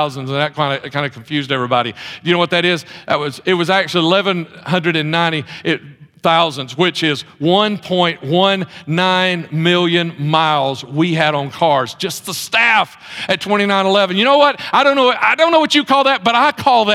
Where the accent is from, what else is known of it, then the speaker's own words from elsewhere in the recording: Mount Olive, United States; moved away as an adult; also born or lived in Texas; we moved to Mount Olive to be back. Jefferson County is our home. We moved back to Jefferson County